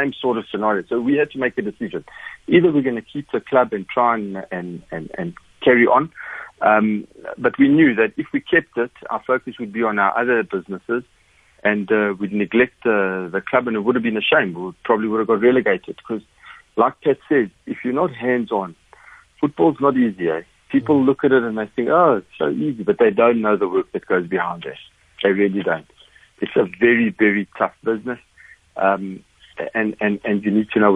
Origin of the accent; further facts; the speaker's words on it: Mpumalanga, South Africa; moved away; I grew up in Mpumalanga. I'm from Mpumalanga.